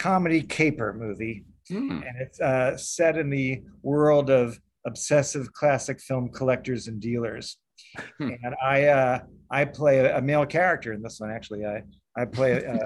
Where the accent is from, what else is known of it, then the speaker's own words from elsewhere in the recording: New York, United States; also born or lived in Evanston, Illinois; I'm from New York. Originally, I was born here